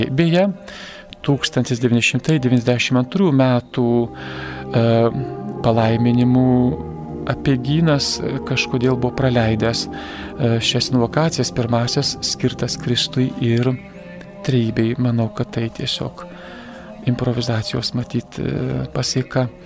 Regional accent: Lithuania; Mes lietuviai esame įterpę maldą.

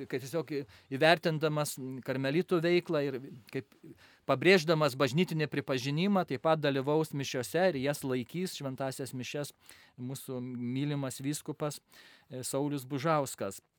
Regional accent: Lithuania; aš esu lietuvis, bet esu basasis karmelitas ir mano motina yra ispanė.

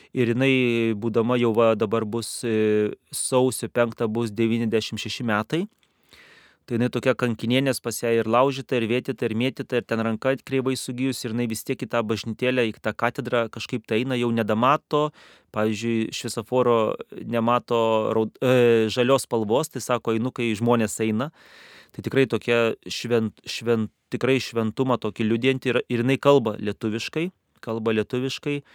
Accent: Lithuania; moved away as an adult; now in Kazakhstan; kadangi esu lietuvis

